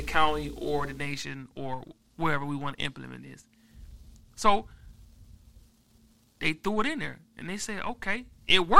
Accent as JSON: {"language": "English", "country": "United States", "said": "I'm from Grand Valley."}